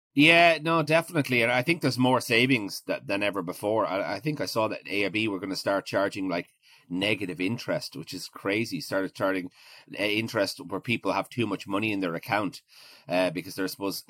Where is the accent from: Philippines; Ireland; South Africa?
Ireland; Maynooth, County Kildare; moved away as an adult; also born or lived in Clondalkin, Dublin / Galway / Edinburgh; most most of my my childhood was spent was spent in Maynooth